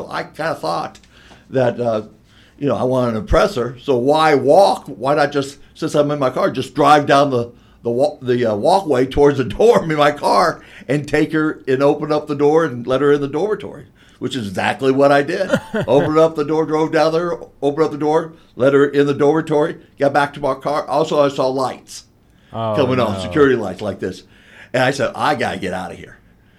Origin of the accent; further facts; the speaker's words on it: Florida, United States; moved away as an adult; also born or lived in Tennessee; a good old boy from Florida, and I learned country real quick up here.